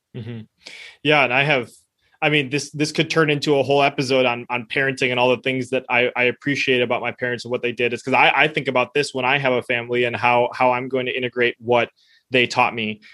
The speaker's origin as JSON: {"language": "English", "country": "United States", "tie": "born or raised there", "first_language": "Spanish", "said": "I was born in the United States"}